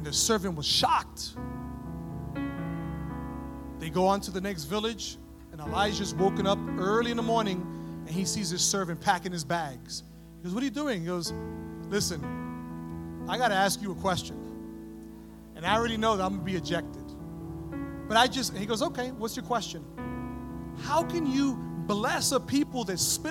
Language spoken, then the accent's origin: English; New York City, New York, United States; moved away as an adult; also born or lived in San Antonio, Texas; I grew up in New York City, and so we're very familiar with the Jewish community